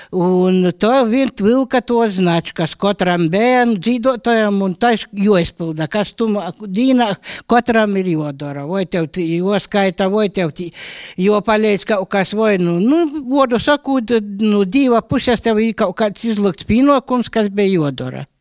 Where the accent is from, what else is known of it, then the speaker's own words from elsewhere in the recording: Latgale, Latvia; Es pats esmu no Škilbanu puses, un tur eh, manas mūsas arī dzīvoja pie krucifiksiem